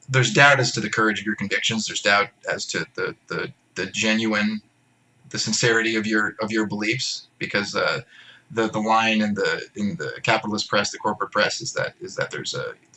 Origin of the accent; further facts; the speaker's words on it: near Houston, Texas, United States; moved away as an adult; also born or lived in Virginia; now in Beijing, China; I'm from Texas originally. Near Houston. I mean, I'm not from Houston